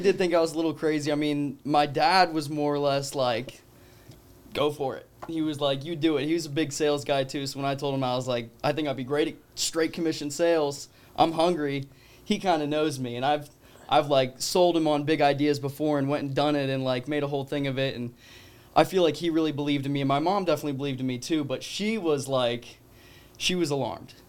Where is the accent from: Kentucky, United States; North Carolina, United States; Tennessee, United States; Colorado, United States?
Colorado, United States; moved away; I'm originally from Colorado